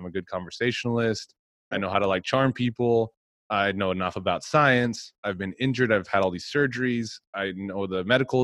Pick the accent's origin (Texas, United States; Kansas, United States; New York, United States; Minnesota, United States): Texas, United States; moved away; I'm from Texas.